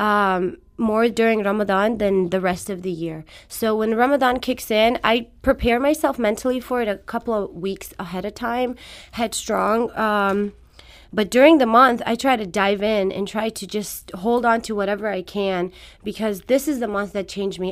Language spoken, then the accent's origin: English; Afghanistan; first language Farsi; English is a second language; moved away; I was born in Afghanistan, so my first language is Farsi.